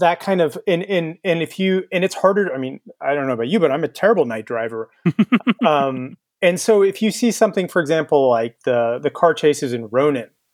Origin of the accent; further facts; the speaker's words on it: Texas, United States; I'm from Texas